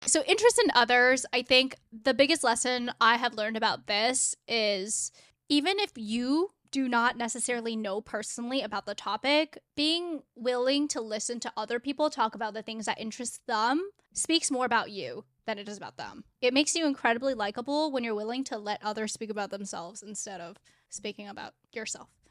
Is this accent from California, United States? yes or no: yes; South Bay, California, United States; moved away as an adult; now in Seattle, United States; I grew up in California, in South Bay, it's like the burbs